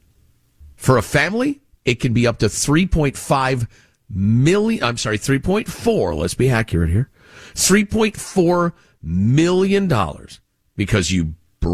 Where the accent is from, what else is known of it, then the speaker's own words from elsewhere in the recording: Chicago, Illinois, United States; as a kid growing up in Chicagoland